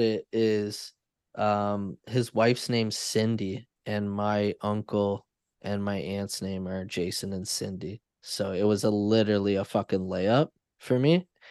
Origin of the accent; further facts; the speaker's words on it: Canada; I'm Canadian